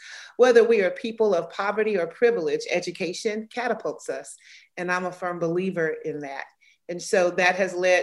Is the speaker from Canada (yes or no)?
no; Georgia, United States; moved away as an adult; also born or lived in Birmingham, Alabama; now in Atlanta, United States; I'm born and raised in Georgia